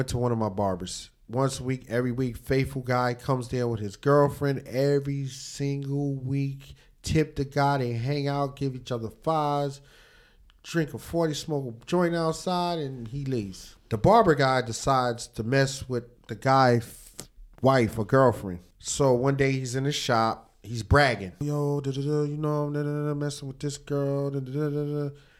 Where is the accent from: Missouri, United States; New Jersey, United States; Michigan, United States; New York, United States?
New York, United States; also born or lived in Virginia / Atlanta; I'm a New Yorker.